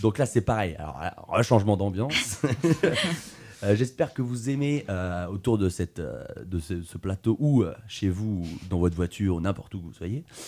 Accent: Tours, Centre-Val de Loire, France; je suis de Tours

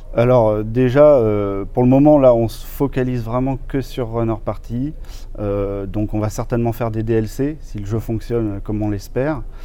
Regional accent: Tours, Centre-Val de Loire, France; je suis de Tours, j'ai fait l'école Brassard à Tours

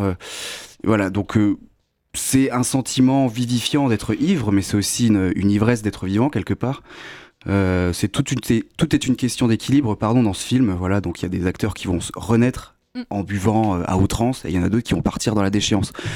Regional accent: Lorraine, Grand Est, France; moved away; je viens de Lorraine à la base

